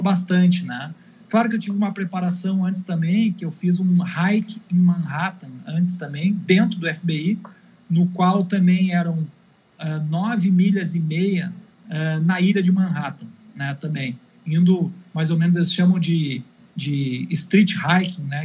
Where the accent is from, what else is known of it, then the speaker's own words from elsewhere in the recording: Rio Grande do Sul, Brazil; eu era gaúcho